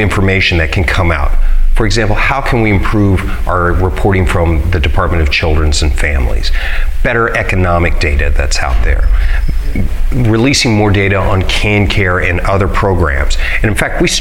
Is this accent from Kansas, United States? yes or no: yes; Hays, Kansas, United States; I grew up in Hayes, and I went to John F. Kennedy Middle School and Thomas More Prep for high school